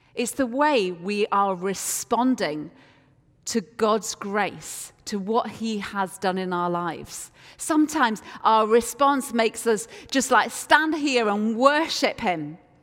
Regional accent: Yorkshire and the Humber, United Kingdom; I am from Yorkshire, and Yorkshire people are renowned for being reluctant to part with our cash

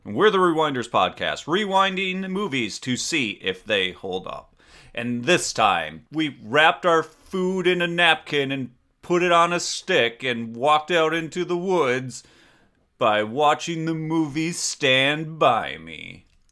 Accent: Door County, Wisconsin, United States; I grew up in Door County, Wisconsin.

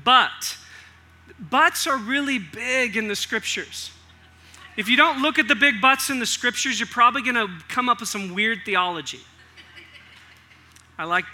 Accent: Northern California, United States; moved away; I came from Northern California

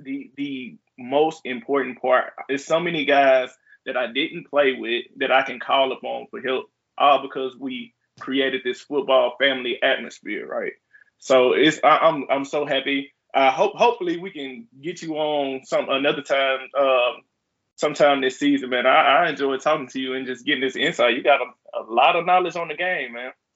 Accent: Mississippi, United States; I'm from Mississippi.

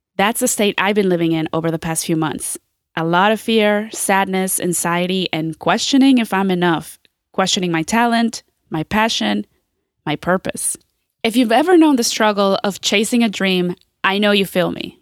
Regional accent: Groveport, Ohio, United States; Groveport, Madison, which is where I went.

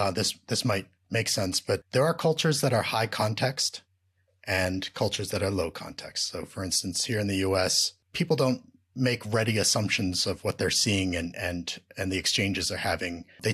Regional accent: Japan; also born or lived in New Jersey, United States; I was born in New Jersey. Mm-hmm. Mm. When I was one, he got an assignment in Japan, and we moved there. And so my five siblings and I, we all went to the American School in Japan.

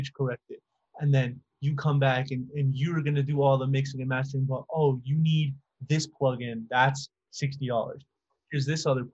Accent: Las Cruces, New Mexico, United States; moved away as an adult; now in El Paso, United States; I live in El Paso, which is like right on the border of Mexico, and then 45-minute drive from where I grew up in Las Cruces, New Mexico

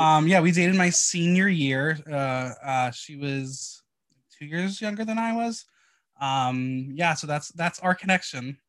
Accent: New Jersey, United States; I am from North Jersey

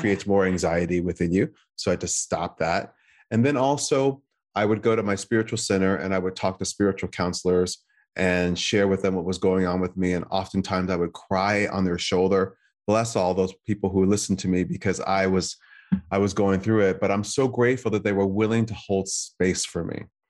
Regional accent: United States; being an American, not of Chinese descent

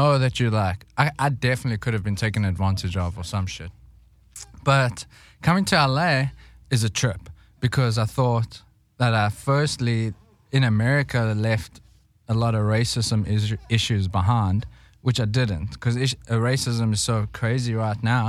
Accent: Johannesburg, Gauteng, South Africa; moved away; I was born in Johannesburg, raised there too

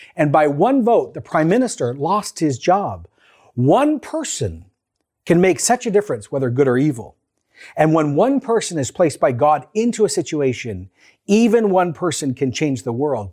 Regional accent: Canada; Canadian Christians living in a post-Christian, growing post-secular, neo-pagan, COVID living, government oversight moment in Canada

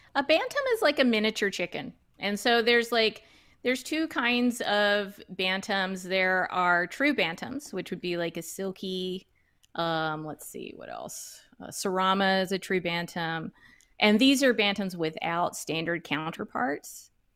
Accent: Duncanville, Texas, United States; I am originally from Duncanville, Texas, which is a suburb of Dallas. I lived all my, you know, all my early years in the suburbs.

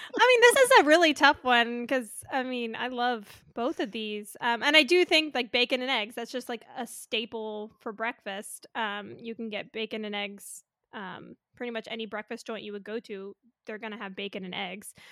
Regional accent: North Carolina, United States; moved away; also born or lived in California; I was born in North Carolina. I always had grits for breakfast, but when I moved to California

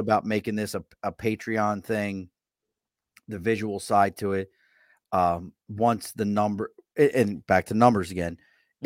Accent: Baltimore, Maryland, United States; accent: Baltimore accent; now in Albany, United States; I'm originally from Baltimore, Maryland

